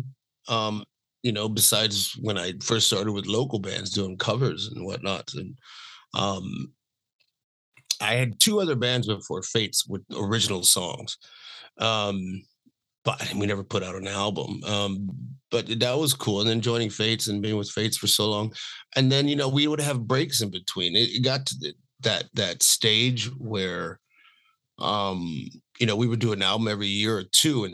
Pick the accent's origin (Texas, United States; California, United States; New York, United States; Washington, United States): Texas, United States; Dallas; also born or lived in Los Angeles, United States; now in Spain; growing up in Dallas, I was a Dallas Cowboys fan